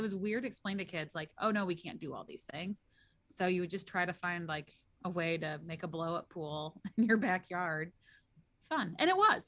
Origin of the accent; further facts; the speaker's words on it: St. Louis, Missouri, United States; I'm from Missouri